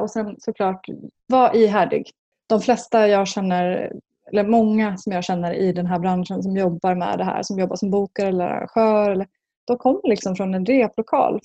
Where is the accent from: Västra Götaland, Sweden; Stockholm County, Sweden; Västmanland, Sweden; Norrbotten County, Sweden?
Västmanland, Sweden; Skinnskatteberg; en by som heter Skinnskatteberg i Bergslagen